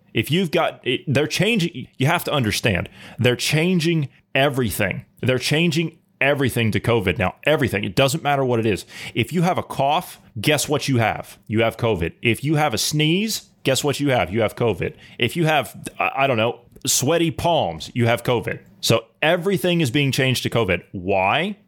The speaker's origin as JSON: {"language": "English", "country": "United States", "said": "as an American, who's a common sense thinking person"}